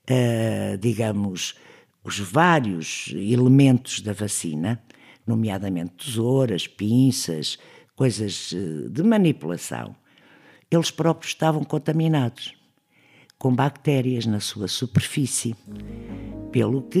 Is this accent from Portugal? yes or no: yes; Trás-os-Montes, Portugal; born there; nasci em Trás Montes em 1939, trabalhei no técnico toda a minha vida